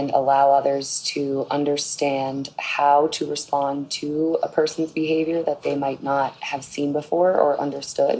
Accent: Boston, Massachusetts, United States; I am from Boston, Massachusetts, USA.

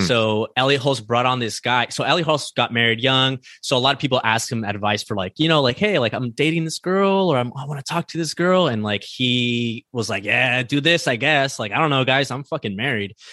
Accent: East Los Angeles, California, United States; I grew up in East Los Angeles

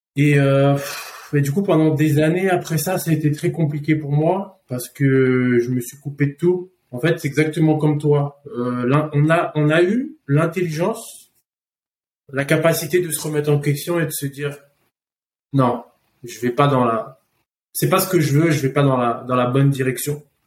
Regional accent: Paris, Île-de-France, France; je suis parisien de base. Euh, j'ai fait mes conneries à Paris, j'ai fini en prison à mes 15 ans

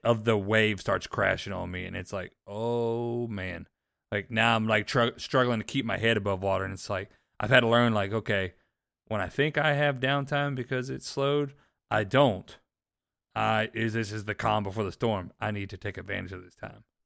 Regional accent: Panama City, Florida, United States; moved away as an adult; also born or lived in Northern Alabama; I grew up in Panama City, Florida, so not far away

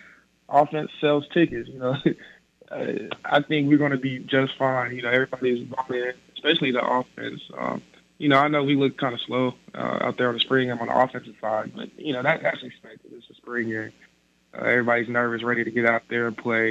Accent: Kennedale, Texas, United States; now in Norman, United States

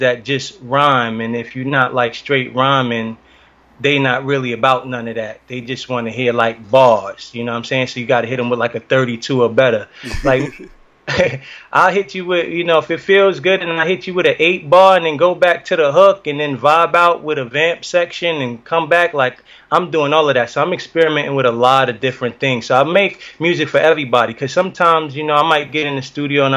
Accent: United States; my Jamaican roots and growing up in the States.

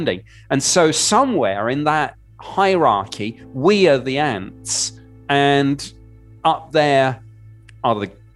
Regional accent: United Kingdom; moved away as an adult; now in United States; I'm obviously a Brit who's lived in the US since 2012

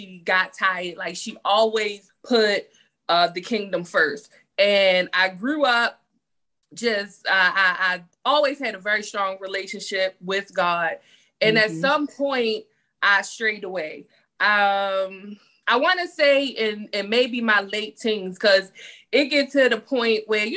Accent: Baltimore, Maryland, United States; also born or lived in Phoenix, Arizona; now in Tampa, United States; I'm from Baltimore, Maryland, born and raised in Baltimore.

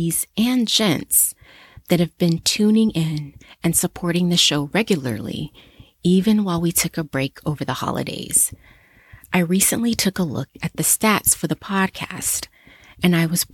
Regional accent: United States; my home country in the US

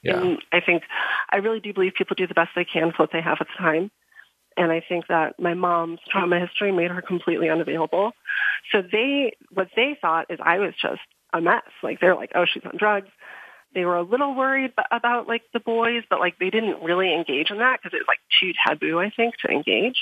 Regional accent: outside of Chicago, Illinois, United States; moved away as an adult; also born or lived in Crestone, Colorado; I grew up outside of Chicago

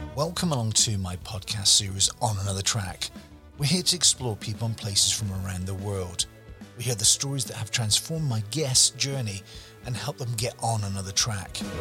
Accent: United Kingdom; now in Canada; we're both British

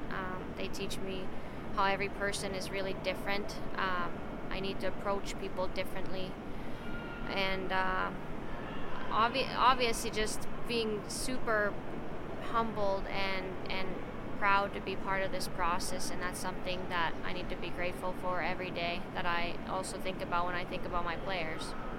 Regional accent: Finland; moved away; going back even home to Finland, and I see my hometown have several different girls' teams

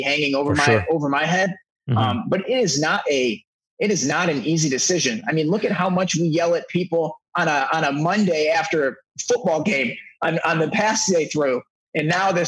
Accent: Detroit, Michigan, United States; now in Los Angeles, United States; I'm originally from Detroit. So I've been in Los Angeles now for over a decade

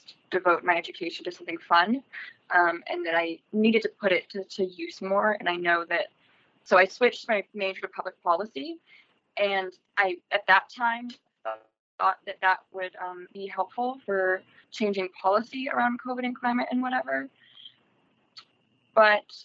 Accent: United States; where I grew up in Laneville my whole life

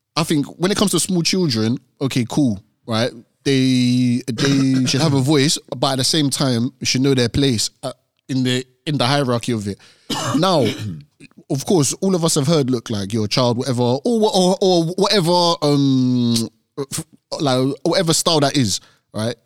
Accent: Nigeria; being African, we're Nigerian.

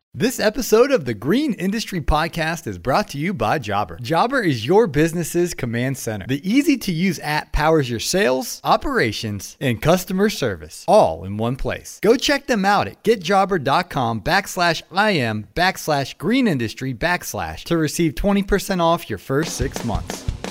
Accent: Ohio, United States; moved away; I'm originally from Ohio

